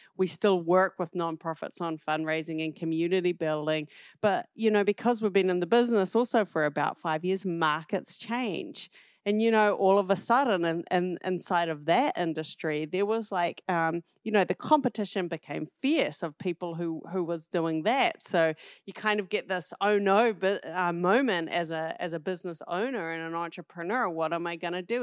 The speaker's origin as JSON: {"language": "English", "region": "southern tip of the South Island", "country": "New Zealand", "tie": "born or raised there", "also_born_or_lived": "New York City, United States", "moved": "as an adult", "lives_now": "United States", "said": "I'm originally from New Zealand, um, grew up on the southern tip of the South Island"}